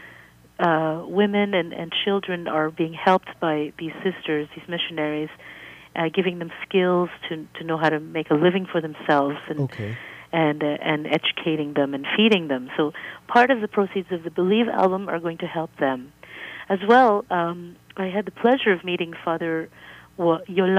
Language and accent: English; Toronto, Ontario, Canada; also born or lived in Philippines; I grew up in Toronto